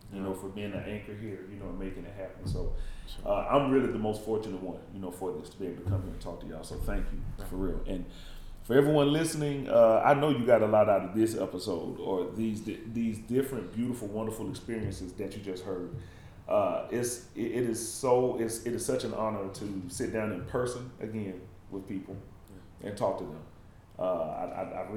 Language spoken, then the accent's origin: English; the American South, United States; moved away; I'm from the South